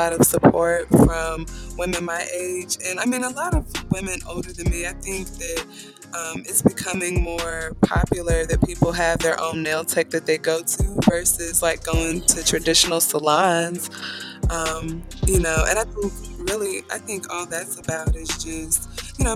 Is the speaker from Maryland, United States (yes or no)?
no; Atlanta, Georgia, United States; now in Marietta, United States; I'm actually from Atlanta, Georgia, and I am in Marietta, so I've been living there at this point for about 5 years